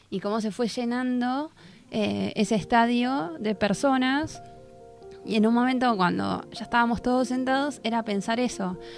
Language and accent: Spanish; Argentina; porque nosotros como Argentina, en el, desfile de apertura, éramos el segundo país